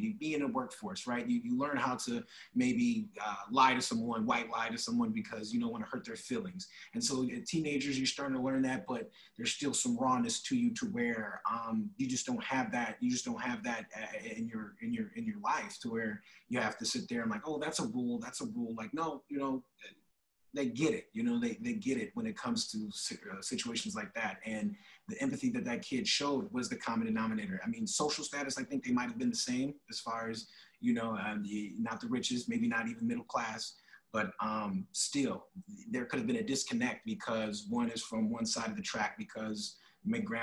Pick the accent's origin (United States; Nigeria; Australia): United States; Rockford, Illinois; also born or lived in Imperial Beach, San Diego, California; now in Phoenix, United States; I am originally from Rockford, Illinois, Swedish Hospital